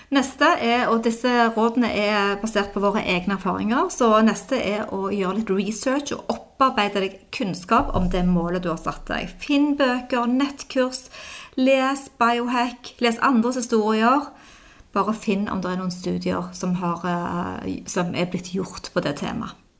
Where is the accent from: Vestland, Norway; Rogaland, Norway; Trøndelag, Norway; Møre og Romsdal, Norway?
Rogaland, Norway; Stavanger; moved away; meg og de venninnene mine hjemme i Stavanger